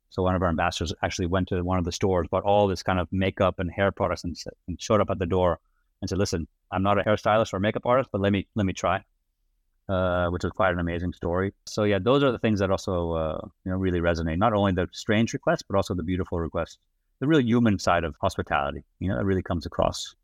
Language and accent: English; outside of Amsterdam, North Holland, Netherlands; accent: American; moved away as an adult; also born or lived in United States / New York; I was, uh, born and raised in, uh, the Netherlands, outside of Amsterdam.